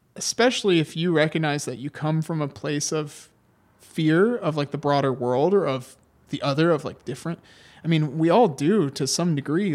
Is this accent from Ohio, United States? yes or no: yes; Ohio, United States; we are students from Ohio